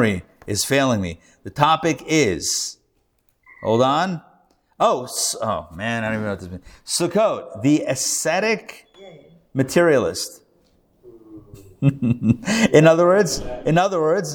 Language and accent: English; Pittsburgh, Pennsylvania, United States; now in Atlanta, United States; I grew up in Pittsburgh